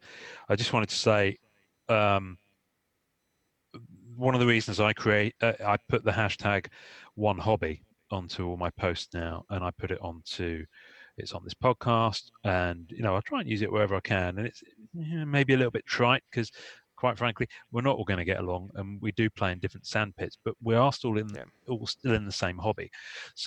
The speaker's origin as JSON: {"language": "English", "region": "England", "country": "United Kingdom", "said": "I'm English"}